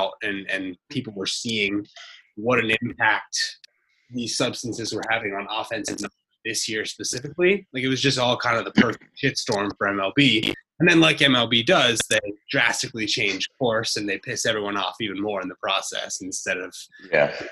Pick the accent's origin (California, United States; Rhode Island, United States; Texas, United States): California, United States; Bay Area; Growing up in the Bay Area